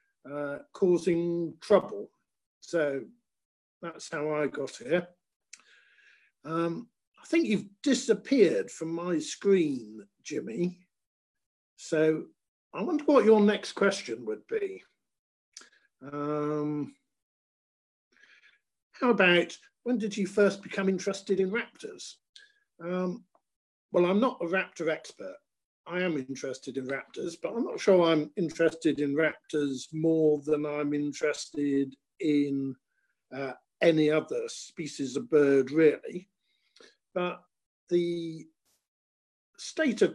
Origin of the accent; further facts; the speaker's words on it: Bristol, South West England, United Kingdom; also born or lived in Pensford; I grew up in Bristol, and just south of Bristol. Lived in the countryside in a place called Pensford